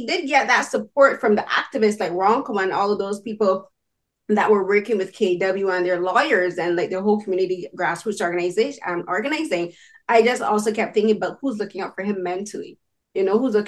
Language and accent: English; Barbados; moved away as an adult; now in Canada; I'm from Barbados. So, and I moved here as an adult.